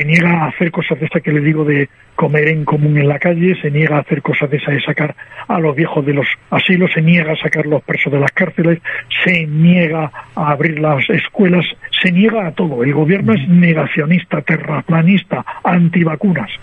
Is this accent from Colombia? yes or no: no; Spain